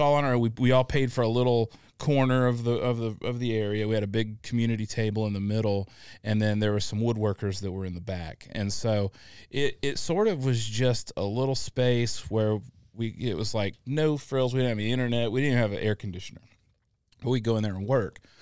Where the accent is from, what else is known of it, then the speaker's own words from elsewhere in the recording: Illinois, United States; also born or lived in Atlanta; now in Augusta, United States; I grew up in the Midwest in Illinois, uh, not the Chicago part of Illinois